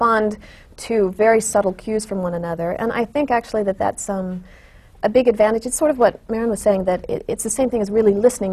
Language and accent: English; Texas, United States; also born or lived in London / Chicago; now in New York, United States; I grew up in Texas